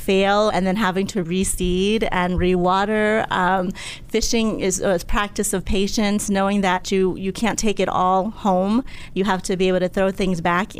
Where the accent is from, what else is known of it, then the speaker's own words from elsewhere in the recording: Upper Marlboro, Maryland, United States; also born or lived in Laos; I grew up in Upper Marlboro, Maryland, coming from Laos, war-torn Laos, when I was a child